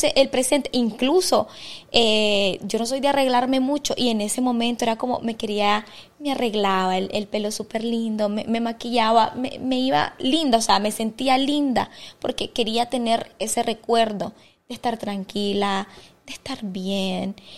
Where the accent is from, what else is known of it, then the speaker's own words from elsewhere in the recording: Estelí, Nicaragua; moved away as an adult; now in Managua, Nicaragua; yo soy de Estelí